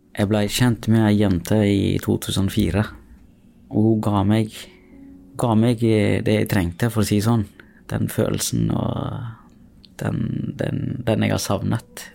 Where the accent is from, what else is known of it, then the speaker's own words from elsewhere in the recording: Sri Lanka; now in Norway; Jeg er opprinnelig fra Sri Lanka